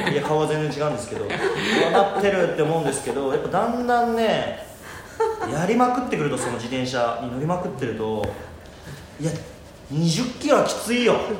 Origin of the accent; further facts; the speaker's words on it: Kagoshima, Japan; moved away as an adult; also born or lived in Saitama; now in Tokyo, Japan; あの僕あの鹿児島県出身なんですけどすごい田舎で